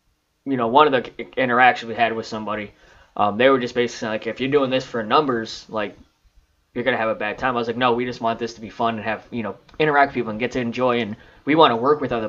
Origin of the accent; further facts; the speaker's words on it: Illinois, United States; I'm from Illinois.